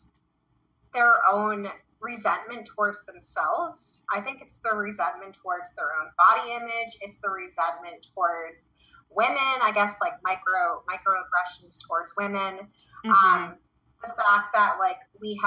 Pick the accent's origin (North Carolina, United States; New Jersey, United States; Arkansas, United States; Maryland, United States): New Jersey, United States; Belleville; I was born in Belleville, New Jersey, which is like 5 minutes away from Newark